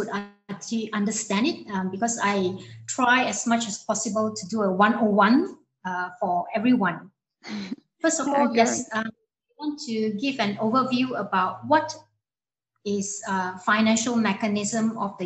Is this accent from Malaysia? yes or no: yes; Malaysia; I come from a small coastal town in Malaysia, facing the South China Sea